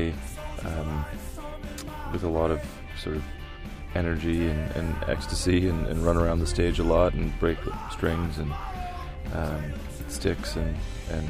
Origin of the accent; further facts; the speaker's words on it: London, Ontario, Canada; also born or lived in Guelph, Ontario; I grew up in London, Ontario